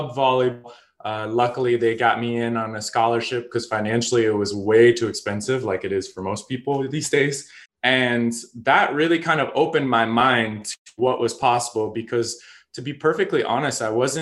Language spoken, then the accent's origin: English; Chicago, Illinois, United States; also born or lived in Colorado / Evanston, Illinois; I grew up in Chicago after I was born in Colorado